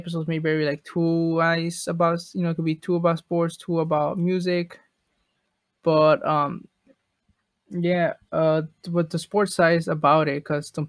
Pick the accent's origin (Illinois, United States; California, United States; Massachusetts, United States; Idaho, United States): Illinois, United States; Chicago; I'm from Chicago